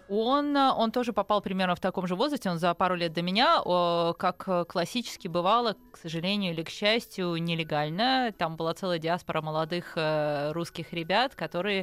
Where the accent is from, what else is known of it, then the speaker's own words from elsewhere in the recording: Kyiv, Ukraine; moved away as an adult; also born or lived in Bayonne, New Jersey, United States / France / Singapore; now in Moscow, Russia; в 19 лет, когда мы эмигрировали из Киева в Штаты